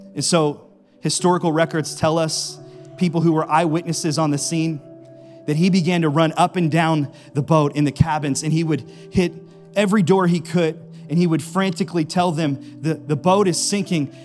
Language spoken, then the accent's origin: English; Howland, Ohio, United States; I grew up in Howland, and right down the street from me is one of my favorite Italian restaurants